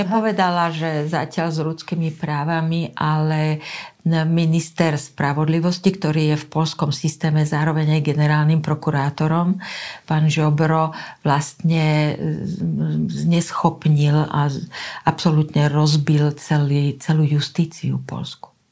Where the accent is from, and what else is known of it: Slovakia